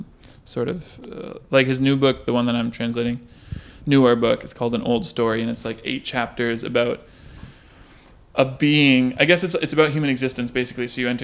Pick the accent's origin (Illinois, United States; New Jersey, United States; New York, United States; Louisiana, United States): Illinois, United States; Chicago; born or raised there; first language French; also born or lived in Brussels, Belgium